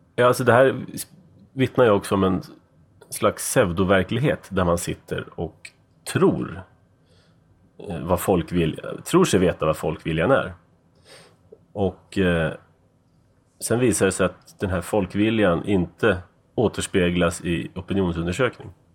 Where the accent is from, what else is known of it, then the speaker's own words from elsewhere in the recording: Sweden; also born or lived in United States; jag var van från Sverige